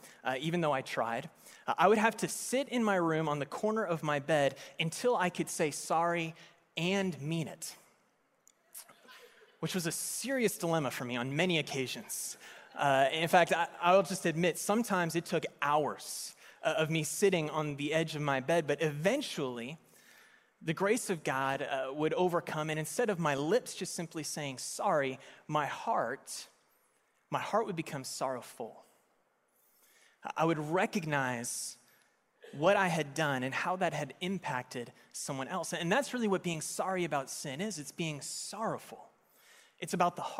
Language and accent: English; Las Vegas, Nevada, United States; I was born in Las Vegas, which is Sin City